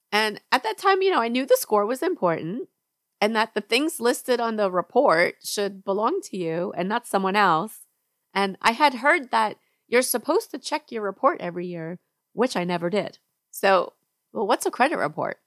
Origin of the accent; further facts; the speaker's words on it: New York, United States; moved away as an adult; now in Georgia, United States; I grew up in New York, and now I live in Georgia